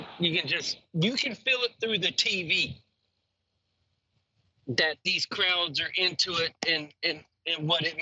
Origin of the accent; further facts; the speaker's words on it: the South, United States; I'm from the South